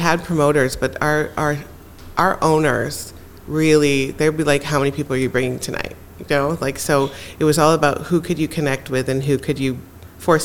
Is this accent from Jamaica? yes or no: yes; Jamaica; I'm also Jamaican